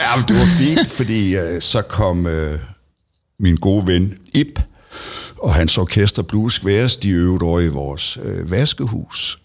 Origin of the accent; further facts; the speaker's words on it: Middelfart, Southern Denmark, Denmark; jeg er født øh, lige ude ved Hyllehøj. Mm. Og øh, dermed, der hører jeg til i Kavslerne. Ja. Og øh, der gik jeg også øh, i skole